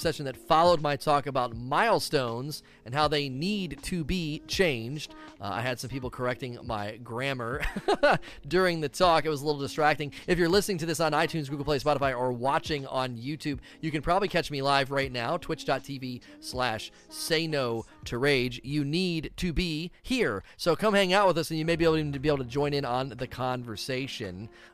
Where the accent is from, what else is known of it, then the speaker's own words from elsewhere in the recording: Ohio, United States; now in Kentucky, United States; I grew up in Ohio